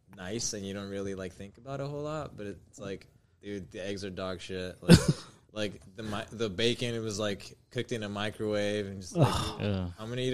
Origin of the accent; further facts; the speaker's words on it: Pico Rivera, California, United States; I'm actually from Pico.